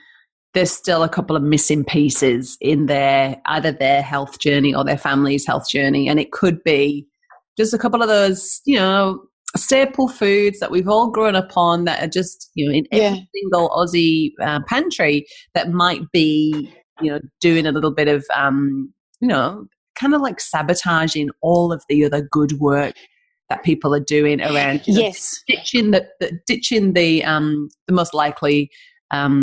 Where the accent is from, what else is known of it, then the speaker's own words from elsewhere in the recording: England, United Kingdom; moved away; being English.